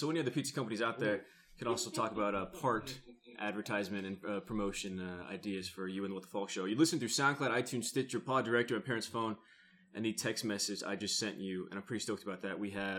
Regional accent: California, United States; I grew up in Bexhill, California. It's more conservative areas.

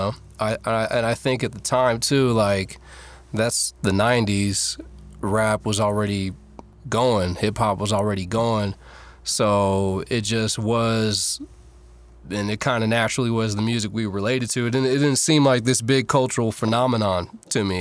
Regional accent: Fairfield, California, United States; also born or lived in San Francisco, California / Oakland, California; I was born in San Francisco, and I was raised in the suburbs, Fairfield, California

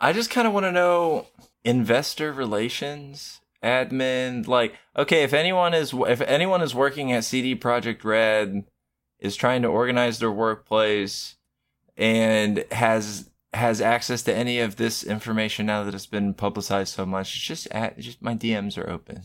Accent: United States; I am American

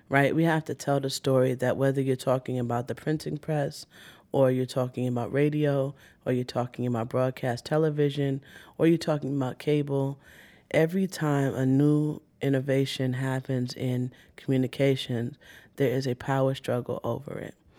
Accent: New York City, New York, United States; I was born in Brooklyn

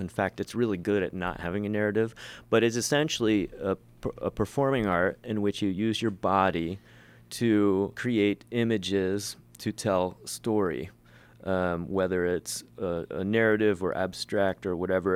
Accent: Ohio, United States; moved away; I, I'm from Ohio originally

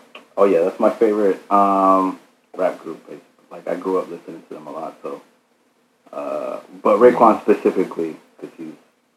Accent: Georgia, United States; also born or lived in Phoenix, Arizona, United States; My parents are Mexican, so they came, they immigrated like in the 80s, and my parents, they met in Phoenix, where I was born, mm-hmm. and then we moved to Georgia like in the early 2000s, but all of my family's Mexican. That's our background, our heritage.

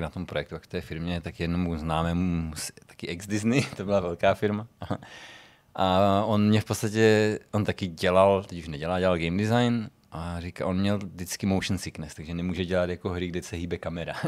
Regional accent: Czechia

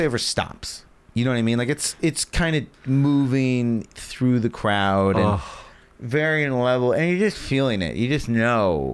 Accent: Virginia, United States

